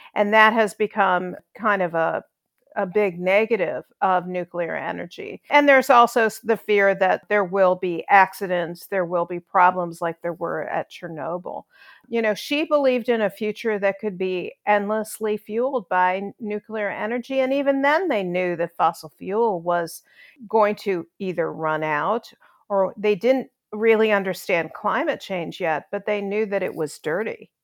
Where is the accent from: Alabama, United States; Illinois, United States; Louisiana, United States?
Illinois, United States; Chicago; moved away as an adult; also born or lived in New York; now in Nashville, United States; I grew up in Chicago